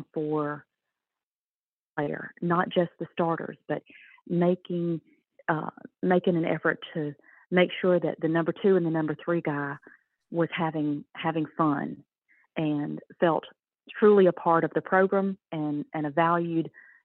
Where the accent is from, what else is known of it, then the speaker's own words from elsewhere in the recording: Winder, Georgia, United States; I grew up in Winder, Georgia, 20 miles from Athens, the University of Georgia